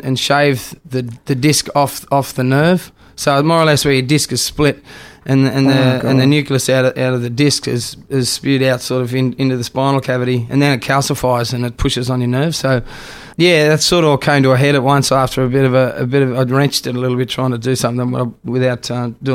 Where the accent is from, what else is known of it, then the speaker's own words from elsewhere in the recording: Australia; I'm Australian